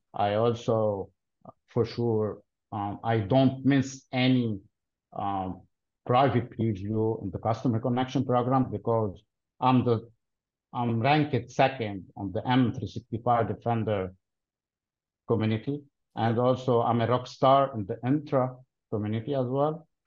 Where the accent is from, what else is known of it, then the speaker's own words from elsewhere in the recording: Lebanon; originally I'm from Lebanon, but I work for a company headquartered in Dallas, Texas